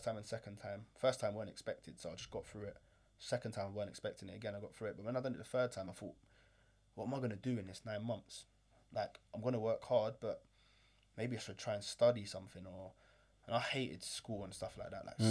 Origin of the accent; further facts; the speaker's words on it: London, United Kingdom; I grew up in London